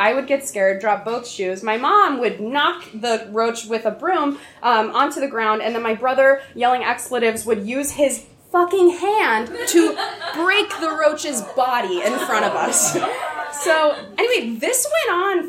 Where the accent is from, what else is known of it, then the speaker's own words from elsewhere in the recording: Atlanta, Georgia, United States; I grew up in Atlanta, Georgia